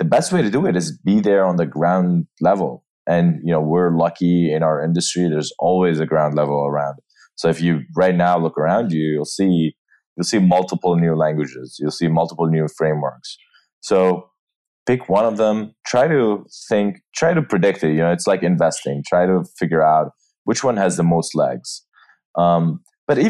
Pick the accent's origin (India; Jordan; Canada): Jordan; moved away as an adult; also born or lived in New York; now in San Francisco, United States; I am from Jordan. That's where I grew up